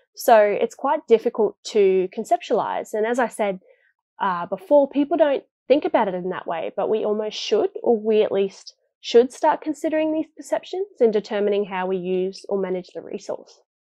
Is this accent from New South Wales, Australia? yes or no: no; Townsville, Queensland, Australia; I'm from Townsville myself